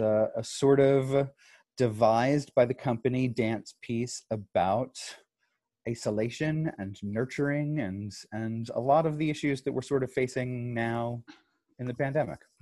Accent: Dallas, Texas, United States; also born or lived in New York / Santa Fe, New Mexico; I'm based out of Dallas. I've been here for about 14 years now. I started, I grew up here. I was born in New York, grew up here

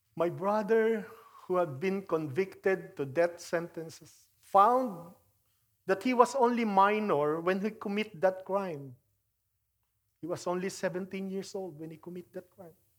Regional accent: Philippines; moved away; I grew up in the Philippines

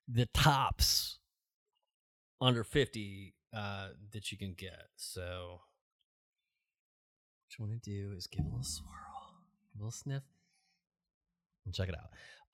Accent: San Antonio, Texas, United States; Hi, I'm from San Antonio, and it's ….

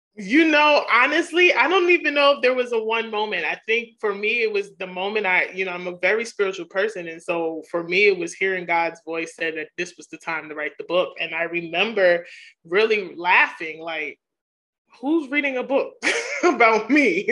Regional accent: New York City, New York, United States; as a young girl growing up in Queens, New York

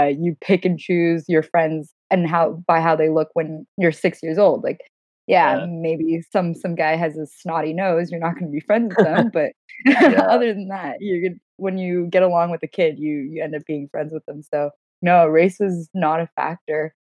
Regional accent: Canada; first language Gujarati; English is a second language; also born or lived in Montreal / Toronto; being someone who grew up in Canada. Like I was born in Montreal and went to school there for a few years and then moved to Toronto.

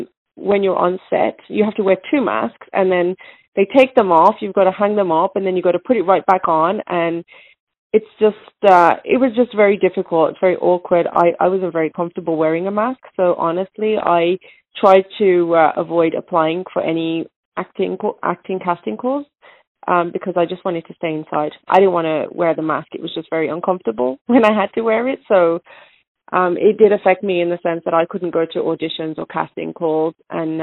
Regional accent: England, United Kingdom; I was born in England. My parents are both Indian

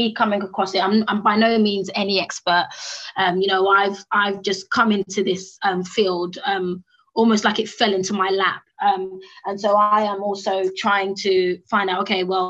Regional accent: United Kingdom; accent: British; my British accent

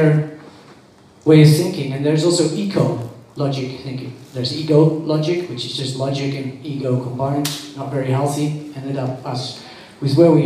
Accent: Netherlands; now in Bali, Indonesia; I was born in the Netherlands

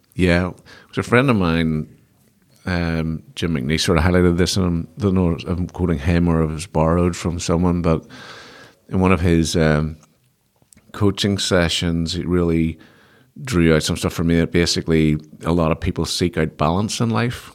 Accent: Belfast, Northern Ireland, United Kingdom; I'm from Belfast

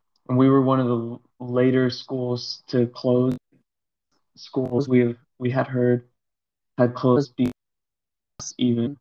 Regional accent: West Coast, United States; now in Shanghai, China; I'm from the West Coast.

